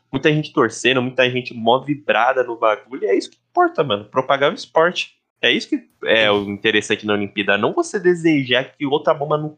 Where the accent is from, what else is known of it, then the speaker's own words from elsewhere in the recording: Brazil; eu particularmente, né, como sou brasileiro, sempre vou achar que o BR tá certo